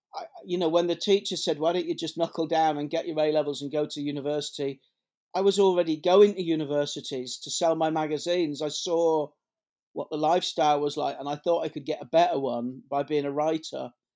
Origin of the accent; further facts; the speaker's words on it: Leeds, Yorkshire and the Humber, United Kingdom; I grew up in Headingley in Leeds